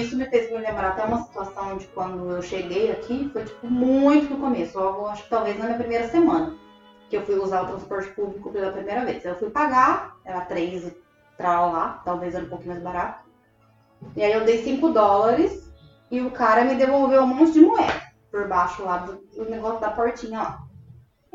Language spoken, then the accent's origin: Portuguese; Brazil; moved away as an adult; also born or lived in Rio de Janeiro; eu já vim do, do Brasil. E hoje, né, que eu tô aqui há três anos